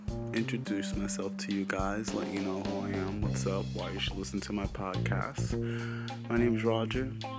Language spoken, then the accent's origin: English; New York, United States; also born or lived in Norton, Massachusetts; I am originally from New York, and I'm home for break